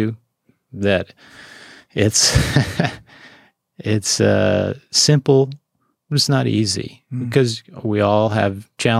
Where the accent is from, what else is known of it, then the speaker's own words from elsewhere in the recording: Montana, United States; Exactly. Yeah, I'm from Montana, I get it, right?